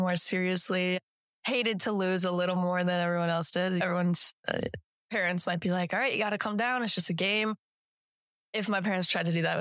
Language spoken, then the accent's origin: English; Colorado, United States; moved away as an adult; also born or lived in Iowa / San Diego; now in Alabama, United States; came back to Colorado, where my mom is now practicing. My dad is a teacher, and I have been in Colorado since I was in first